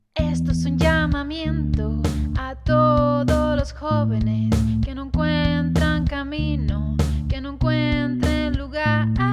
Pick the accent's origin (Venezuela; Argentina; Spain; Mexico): Spain; Tenerife, Canary Islands; aquí en mi tierra, en Canarias, en Tenerife